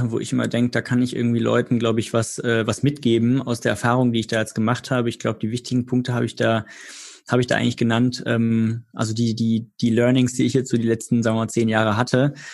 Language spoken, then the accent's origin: German; Freiburg, Baden-Württemberg, Germany; ich bin witzigerweise dann über meine Heimatstadt Freiburg gefahren